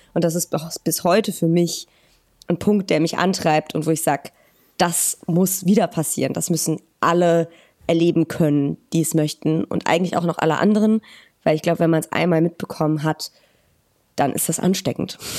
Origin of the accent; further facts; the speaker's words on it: Hürth, North Rhine-Westphalia, Germany; moved away as an adult; also born or lived in Cologne; now in Weimar, Germany; Ich bin in Köln geboren und in der kleinen Stadt Hürth äh, groß geworden